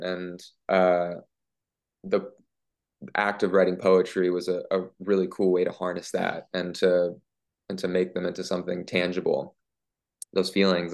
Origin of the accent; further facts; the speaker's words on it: Memphis, Tennessee, United States; growing up in Memphis